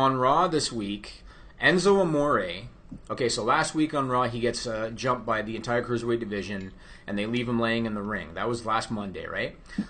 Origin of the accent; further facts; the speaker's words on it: Ontario, Canada; as a kid growing up in Ontario, Canada